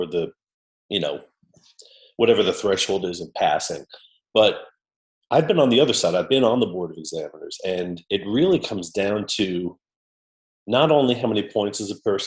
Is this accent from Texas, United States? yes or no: no; New York, United States; moved away; also born or lived in St. Louis / Muscat, Oman; I'm from New York originally